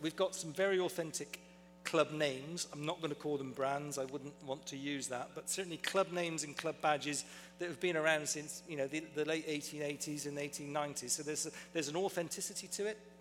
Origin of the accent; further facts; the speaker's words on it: Bristol, South West England, United Kingdom; I was born and raised, fortunately, in a small town called Bristol in England